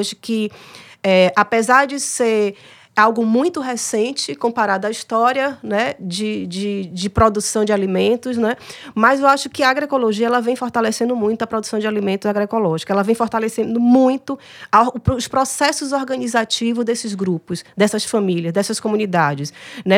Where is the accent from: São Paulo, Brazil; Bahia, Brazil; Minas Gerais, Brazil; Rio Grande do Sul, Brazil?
Bahia, Brazil; moved away as an adult; now in Ceará, Brazil; Eu sou baiana